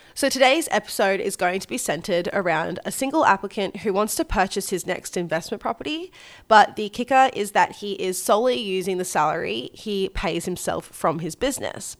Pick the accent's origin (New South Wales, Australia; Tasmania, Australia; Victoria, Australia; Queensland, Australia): Queensland, Australia; Gold Coast; my hometown of the sunny Gold Coast